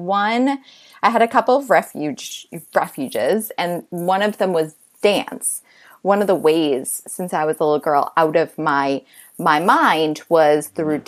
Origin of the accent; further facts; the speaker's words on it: Boston, Massachusetts, United States; now in New York City, United States; I grew up in Boston